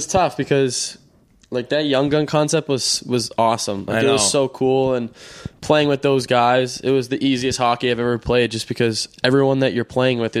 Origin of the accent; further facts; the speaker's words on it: Boston, Massachusetts, United States; For me, it was all about coming home, and I grew up in Boston